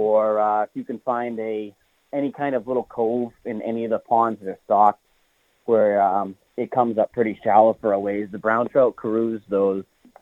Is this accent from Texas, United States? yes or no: no; Sandwich, Massachusetts, United States; also born or lived in Hyannis, Massachusetts; I currently live in Hyannis, but I grew up in Sandwich on the backside of Snake Pond